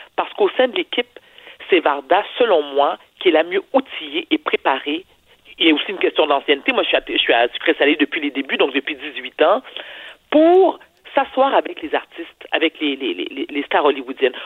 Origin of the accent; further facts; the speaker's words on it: Quebec, Canada; je suis née au Québec